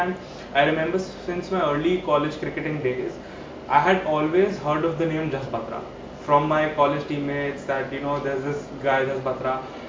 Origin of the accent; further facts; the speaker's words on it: Delhi, India; as we come from Delhi